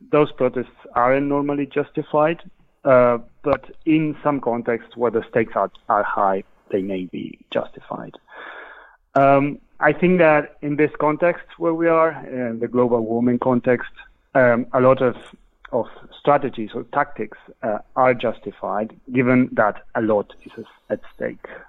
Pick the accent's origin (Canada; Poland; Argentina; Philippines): Argentina; moved away as an adult; now in London, United Kingdom; I'm from Argentina originally